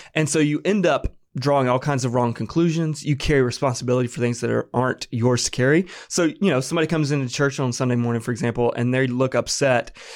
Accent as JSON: {"language": "English", "town": "Apex", "region": "North Carolina", "country": "United States", "tie": "born or raised there", "said": "I'm from North Carolina, born and raised. This is home for me"}